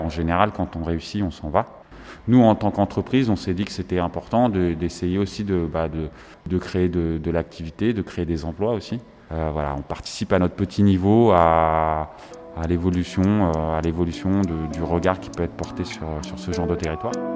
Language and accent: French; Villiers-le-Bel, Île-de-France, France; also born or lived in Aubervilliers; je suis originaire du 95, limitrophe Seine-Saint-Denis, puisque j'ai grandi à Villiers-le-Bel